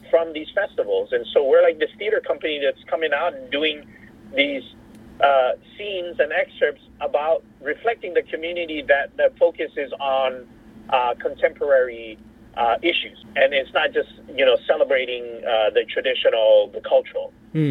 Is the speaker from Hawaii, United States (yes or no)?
yes; Hawaii, United States; also born or lived in Laos; a Hawaii background because I was raised in Hawaii.